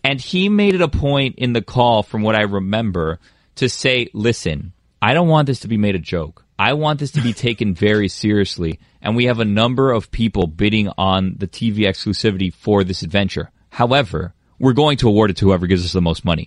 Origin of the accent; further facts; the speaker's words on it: Westchester, Florida, United States; we're both from Westchester